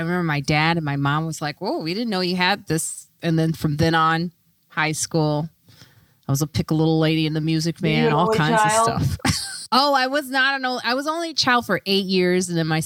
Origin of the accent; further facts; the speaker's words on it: Chicago, Illinois, United States; I grew up in Chicago in the suburbs